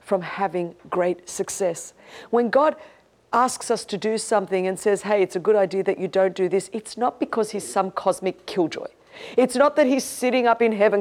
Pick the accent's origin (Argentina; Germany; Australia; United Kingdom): Australia; Sydney, New South Wales; I grew up in Sydney, Australia, one of the most beautiful cities